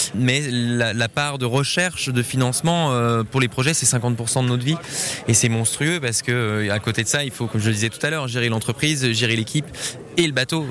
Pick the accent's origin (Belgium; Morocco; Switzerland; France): Switzerland; Geneva; moi je suis genevois